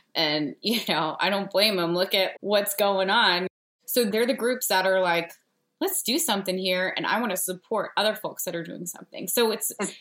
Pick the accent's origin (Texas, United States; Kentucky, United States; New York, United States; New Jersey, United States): New Jersey, United States; My dad is named Bob, and I'm from New Jersey